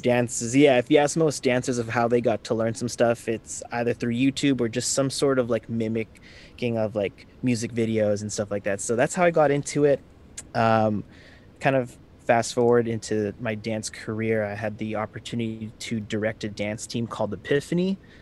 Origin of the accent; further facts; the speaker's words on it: Vancouver, British Columbia, Canada; I'm from Vancouver, Canada